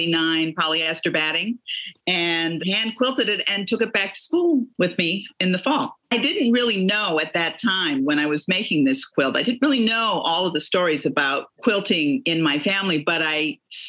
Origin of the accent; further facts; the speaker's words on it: Chicago, Illinois, United States; I grew up in Chicago